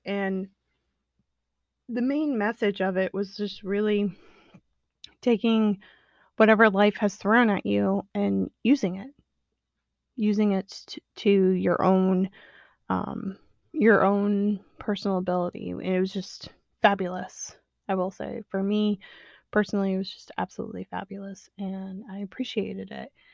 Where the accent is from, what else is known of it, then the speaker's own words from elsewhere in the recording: Illinois, United States; also born or lived in the South; I grew up in the Illinois area.